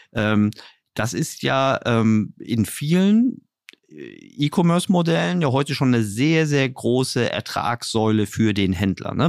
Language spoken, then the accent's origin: German; Berlin, Germany; ich komme jetzt hier aus Berlin